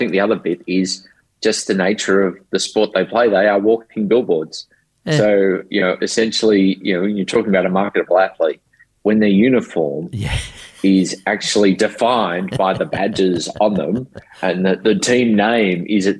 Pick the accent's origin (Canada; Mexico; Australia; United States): Australia